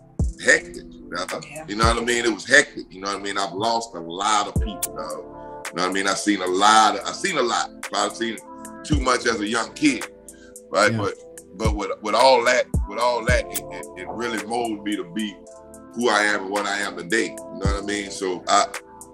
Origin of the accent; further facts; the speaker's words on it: the South, United States; I'm from the South